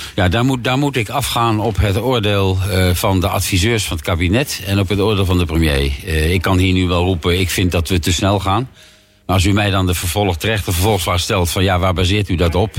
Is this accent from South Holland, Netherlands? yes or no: yes; The Hague, South Holland, Netherlands